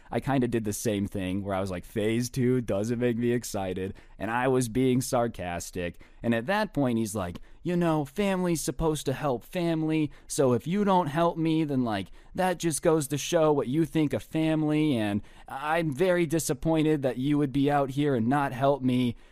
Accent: Las Vegas, Nevada, United States; I'm from Vegas

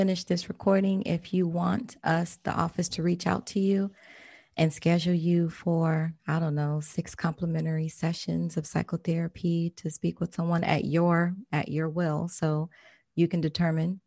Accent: Maryland, United States; now in Florida, United States; I'm from Maryland

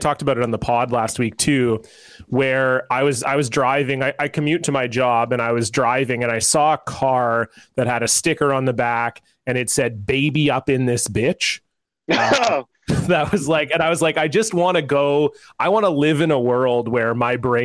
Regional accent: Toronto, Ontario, Canada; I was a kid, I grew up in Toronto, Ontario, Canada

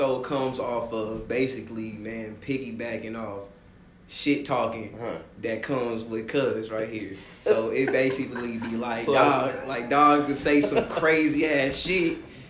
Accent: Kansas City, Kansas, United States; I grew born up in Kansas City, Kansas, Wyandotte County.

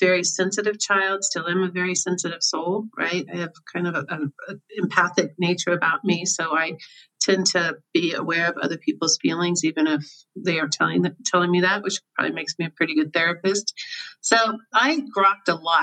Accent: Overland Park, Kansas, United States; also born or lived in Colorado; I grew up in Kansas City, as you just mentioned. I grew up in a little suburb called Oberlin Park, Kansas.

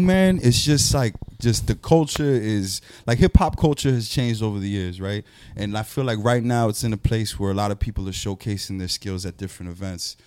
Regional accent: New York City, New York, United States; coming from New York

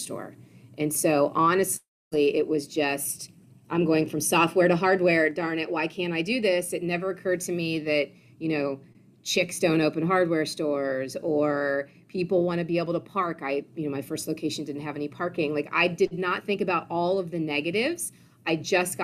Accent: Ohio, United States; moved away as an adult; also born or lived in Washington, D.C.; I grew up in Ohio and then fast forward moved to Washington, D.C. after graduation.

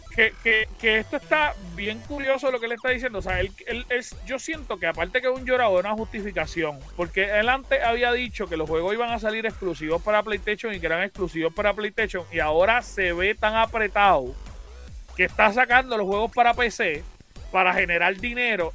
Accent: Puerto Rico

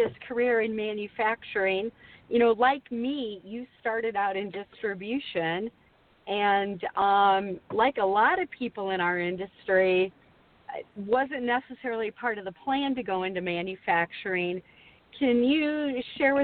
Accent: Midwest, United States; also born or lived in Quad Cities; as a Midwesterner

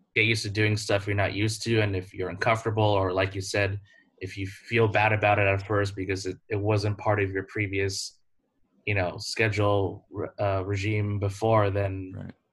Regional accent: United States; moved away as an adult; as an American

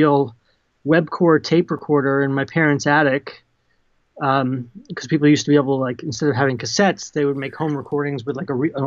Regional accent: New Jersey, United States; I grew up in Central Jersey

